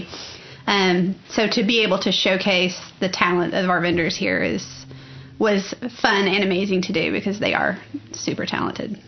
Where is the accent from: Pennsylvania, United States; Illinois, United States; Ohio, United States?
Illinois, United States; moved away as an adult; also born or lived in Oklahoma City; now in Oklahoma, United States; I'm originally from Illinois, and I actually came to Oklahoma City University to play softball